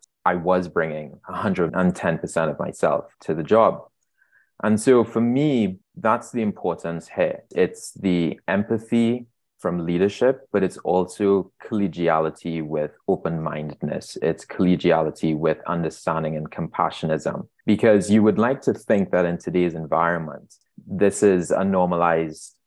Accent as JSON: {"language": "English", "country": "Trinidad & Tobago", "tie": "born or raised there", "moved": "as an adult", "lives_now": "Toronto, Canada", "said": "As you can hear in my voice, I was born and raised in Trinidad and Tobago"}